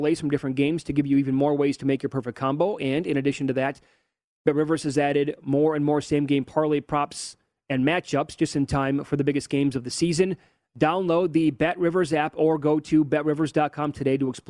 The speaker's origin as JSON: {"language": "English", "area": "Big Ten country", "region": "Midwest", "country": "United States", "said": "I'm from Big Ten country"}